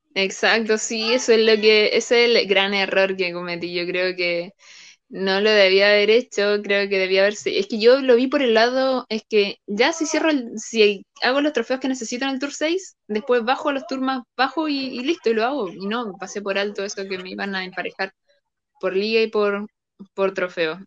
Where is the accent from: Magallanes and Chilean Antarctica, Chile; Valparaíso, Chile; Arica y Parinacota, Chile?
Valparaíso, Chile; Viña del Mar; tengo 24, soy de Viña del Mar